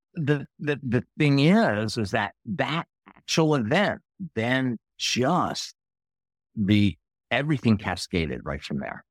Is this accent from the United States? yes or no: yes; outside of Philadelphia, Pennsylvania, United States; I grew up in Pennsylvania, outside of Philadelphia.